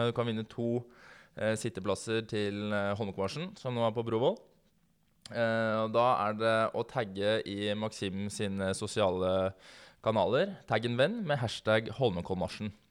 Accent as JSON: {"language": "Norwegian", "country": "Norway", "said": "Ja, vi er nordmenn."}